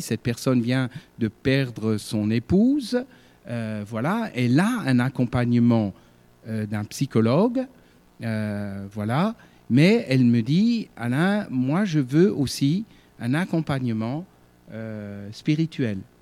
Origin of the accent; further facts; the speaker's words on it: Sarreguemines, Grand Est, France; moved away as an adult; also born or lived in Alsace / Ardennes; je suis originaire de Sarreguemines, né à Sarreguemines